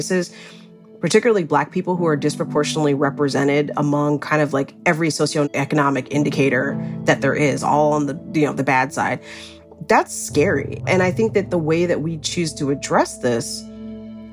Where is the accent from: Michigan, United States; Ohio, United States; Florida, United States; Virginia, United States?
Ohio, United States; Cleveland; also born or lived in Indianapolis, Indiana; now in Los Angeles, United States; I grew up in Cleveland, Ohio. I lived in Indianapolis, Indiana for years